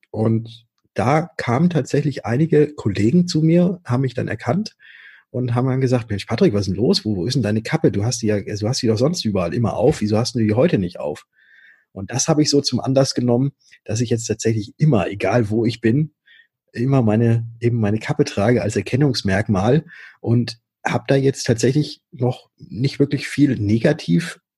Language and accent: German; Würzburg, Bavaria, Germany; also born or lived in Stuttgart; Ich komme aus Würzburg, aber war in Stuttgart und habe dort Fahrzeug- und Motorentechnik studiert.